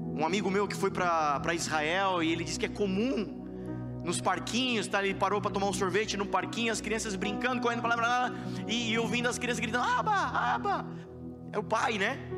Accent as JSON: {"language": "Portuguese", "country": "Brazil", "said": "Sendo brasileiro"}